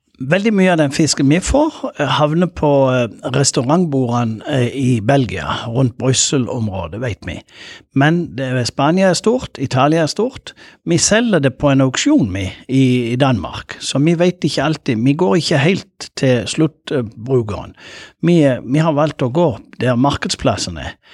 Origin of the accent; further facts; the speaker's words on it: Lindesnes, Agder, Norway; jeg kommer fra Lindesnes